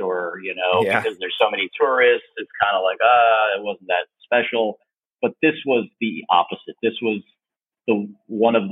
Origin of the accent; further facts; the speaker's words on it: New Jersey, United States; moved away as an adult; also born or lived in Los Angeles, United States; now in Mérida, Mexico; I grew up in New Jersey for the first 25 years of my life.